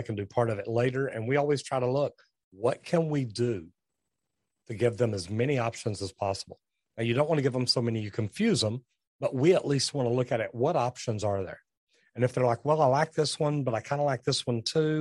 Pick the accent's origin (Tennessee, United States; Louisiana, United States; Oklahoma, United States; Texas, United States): Texas, United States; I'm from Texas